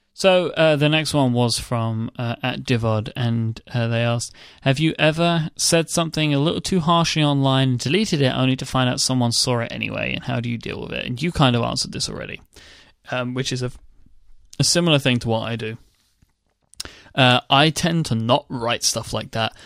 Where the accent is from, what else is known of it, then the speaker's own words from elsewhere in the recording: United Kingdom; I'm British